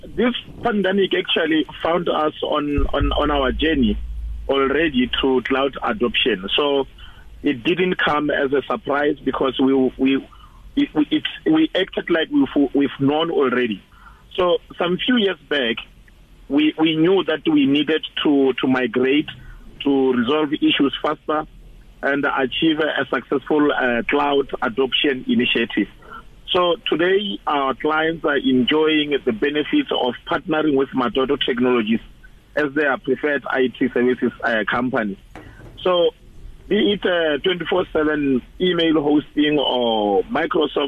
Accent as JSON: {"language": "English", "region": "Limpopo", "country": "South Africa", "tie": "born or raised there", "moved": "yes", "said": "I was born and bred in Limpopo province"}